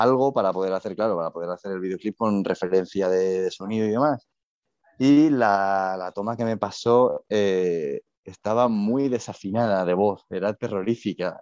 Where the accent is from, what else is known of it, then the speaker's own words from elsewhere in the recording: Madrid, Community of Madrid, Spain; yo soy, yo soy madrileño